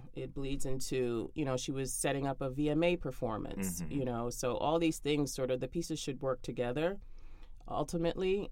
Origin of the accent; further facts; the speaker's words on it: New York City, New York, United States; I grew up in Brooklyn